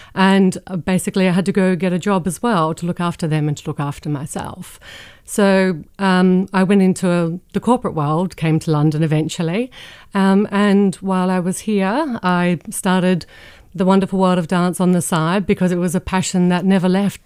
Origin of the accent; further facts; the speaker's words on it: Adelaide, South Australia, Australia; moved away; when I was growing up in Australia